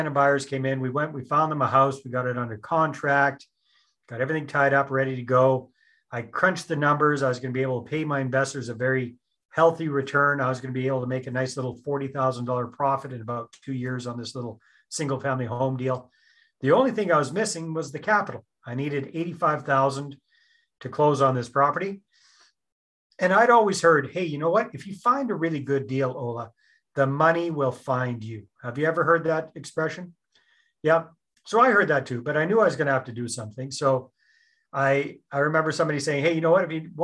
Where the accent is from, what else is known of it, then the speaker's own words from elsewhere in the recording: British Columbia, Canada; moved away as an adult; also born or lived in San Jose, Costa Rica; Born and raised in British Columbia.